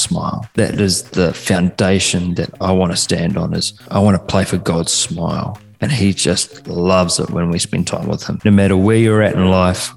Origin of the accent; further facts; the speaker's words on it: Takaka, Tasman, New Zealand; accent: Kiwi; now in Perth, Australia; I'm from a small place called Golden Bay in the top of the South Island of New Zealand